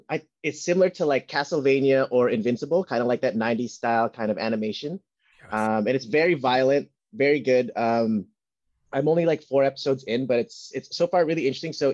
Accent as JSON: {"language": "English", "country": "Philippines", "said": "So I think it's just cool to see because as being a Filipino, um, just cool seeing like something like this come out in the forefront of Netflix"}